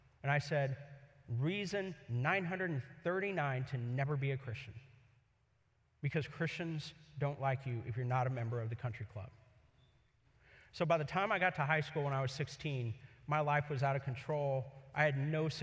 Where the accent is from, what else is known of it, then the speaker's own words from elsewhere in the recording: Kansas City, Missouri, United States; also born or lived in Columbia, Missouri; now in Los Angeles, United States; I grew up in Columbia and Kansas City, Missouri.